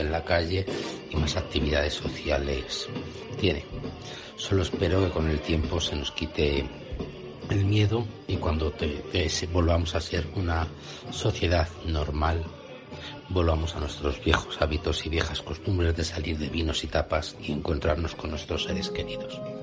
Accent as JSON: {"language": "Spanish", "country": "Spain", "said": "nosotros somos el país europeo"}